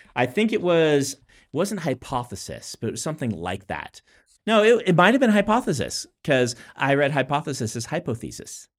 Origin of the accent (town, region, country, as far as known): Nebraska, United States; moved away